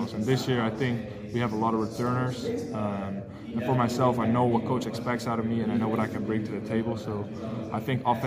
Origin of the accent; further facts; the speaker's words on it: Amsterdam, North Holland, Netherlands; moved away as an adult; also born or lived in Mississippi; now in Boston, United States; I'm from Amsterdam